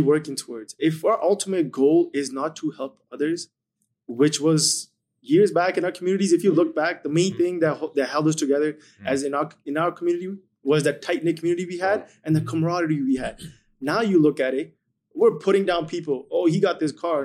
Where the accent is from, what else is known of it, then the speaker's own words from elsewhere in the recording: India; now in Edmonton, Canada; moved to India for ten years